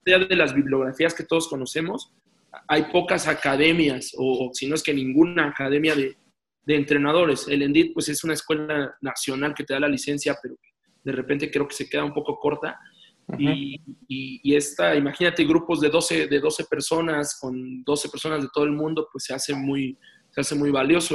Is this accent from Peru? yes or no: no; Mexico; aquí en mi país